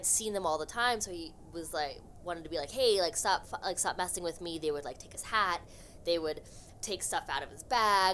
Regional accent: Los Angeles, California, United States; now in Boston, United States; I'm originally from Los Angeles

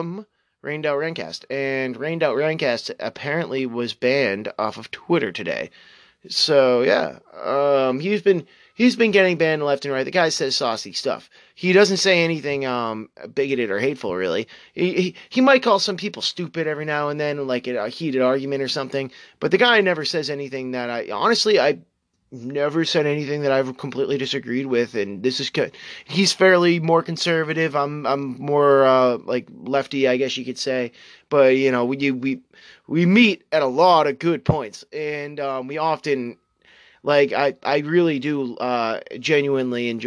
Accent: New England, United States; my hometown and my current residing town, old property that my family owns

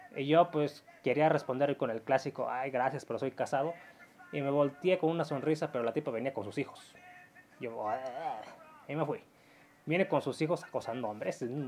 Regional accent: Mexico; Como muchos mexicanos, yo tengo conocidos en Canadá y Estados Unidos

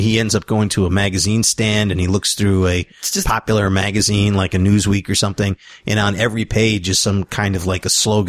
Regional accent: Sweden; English is a second language; Yeah, I'm from Sweden.

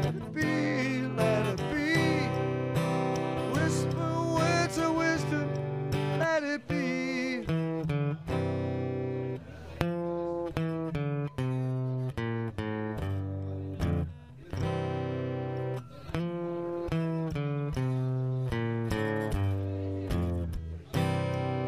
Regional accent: Liverpool, North West England, United Kingdom; moved away; my hometown, Liverpool

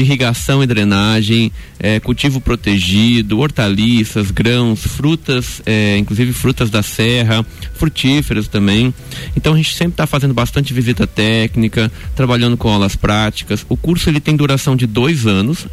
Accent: Espírito Santo, Brazil; moved away as an adult; now in Lages, Brazil; eu sou capixaba

